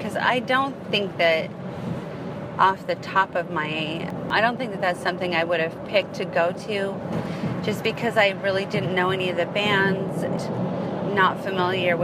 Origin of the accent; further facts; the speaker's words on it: California, United States; I'm from California